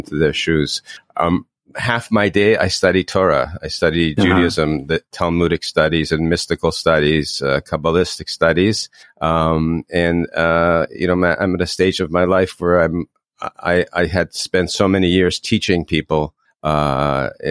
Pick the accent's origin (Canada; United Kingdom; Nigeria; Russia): Canada; Toronto, Ontario; I grew up in Toronto